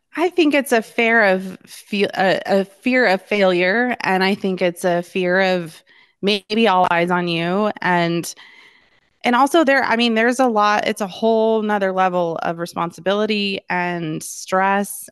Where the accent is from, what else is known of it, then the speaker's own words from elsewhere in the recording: Littleton, Colorado, United States; I was born and raised in Littleton, uh, and still live in Littleton, which is a suburb of Denver